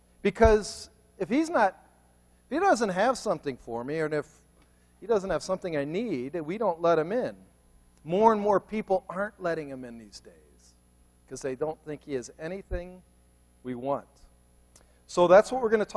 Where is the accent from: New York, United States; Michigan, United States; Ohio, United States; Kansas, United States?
Ohio, United States; Cleveland; moved away; I'm from Cleveland